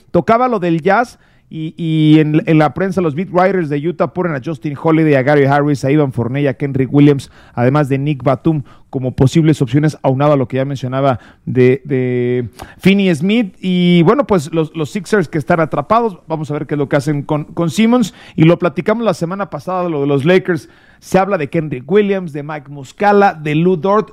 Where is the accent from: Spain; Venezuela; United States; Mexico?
Mexico; somos mexicanos